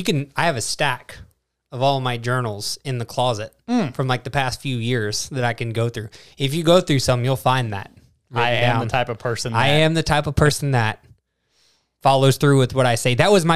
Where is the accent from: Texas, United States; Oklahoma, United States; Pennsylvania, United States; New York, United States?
Texas, United States; born there; I was born in Texas.